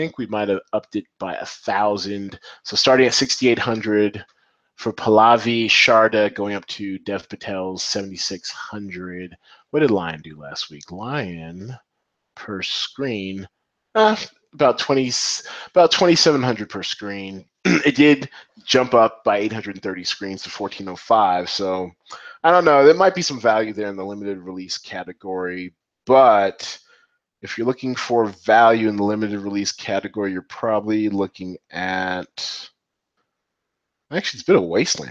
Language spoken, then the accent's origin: English; Seattle, Washington, United States; moved away; also born or lived in Atlanta; I'm from Seattle, went to school in Atlanta